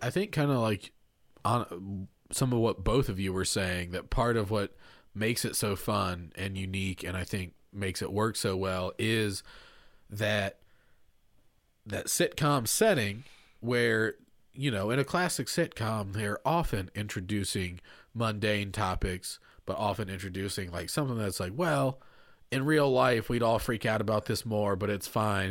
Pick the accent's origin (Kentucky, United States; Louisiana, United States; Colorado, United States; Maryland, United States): Kentucky, United States; it's set in my home state